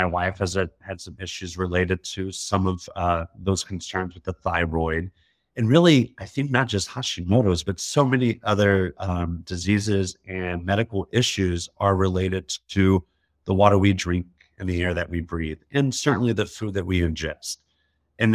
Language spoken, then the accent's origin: English; Alabama, United States; You know, I'm from Alabama originally in the South. I went to Auburn University.